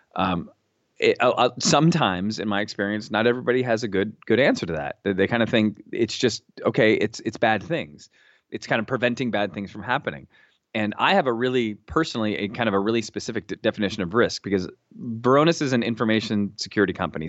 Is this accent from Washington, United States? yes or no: yes; Seattle, Washington, United States; moved away as an adult; also born or lived in New York City / central New Jersey; now in New Jersey, United States; I grew up in Seattle, Washington